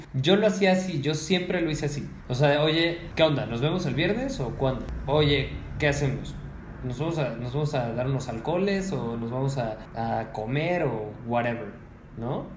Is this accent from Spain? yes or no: no; Mexico; yo soy un hombre mexicano de quince años